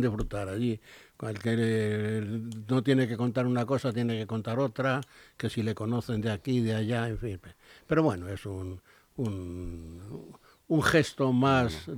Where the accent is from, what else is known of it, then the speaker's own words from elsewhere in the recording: Spain; soy español, he sido español